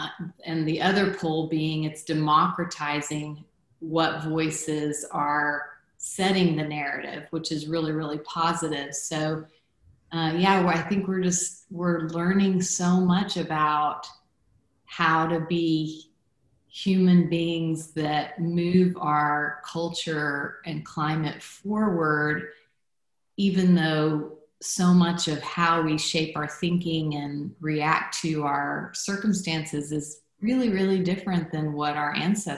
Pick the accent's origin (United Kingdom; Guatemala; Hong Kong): Guatemala; so I was born in Guatemala. I grew up in Guatemala. That was home to me, but I didn't look like a Guatemalan.